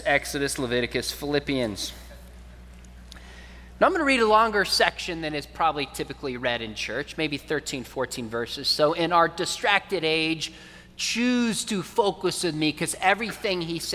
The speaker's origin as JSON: {"language": "English", "region": "California", "country": "United States", "tie": "born or raised there", "also_born_or_lived": "Richardson, Texas", "said": "I was born in Richardson, not far from here, even though I grew up in California"}